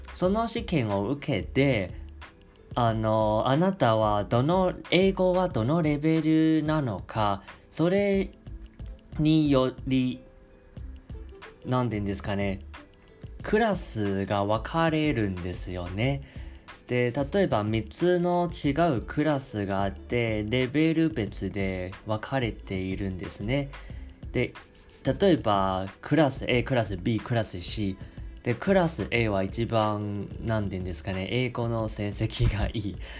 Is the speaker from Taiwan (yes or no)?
yes; Taiwan; Japanese is a second language; 台湾出身